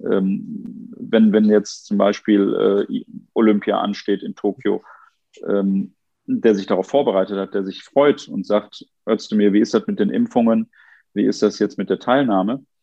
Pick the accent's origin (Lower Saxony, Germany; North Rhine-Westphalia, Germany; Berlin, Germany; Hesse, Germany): North Rhine-Westphalia, Germany; Duisburg; ich habe in meiner Heimatstadt Duisburg gerade gesehen, dass die äh, Inzidenzwerte von 98 äh, innerhalb von 10, 11 Tagen auf 150 gestiegen sind.